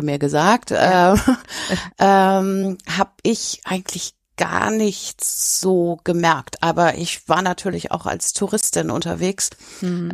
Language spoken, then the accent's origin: German; Hamburg, Germany; ich komme aus Hamburg